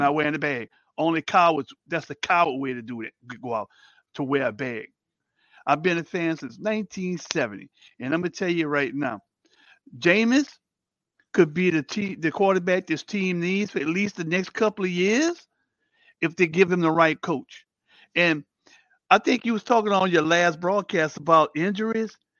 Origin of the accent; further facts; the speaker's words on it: New Orleans, Louisiana, United States; moved away as an adult; now in Houston, United States; growing up in the ninth ward because I grew up on Congress Street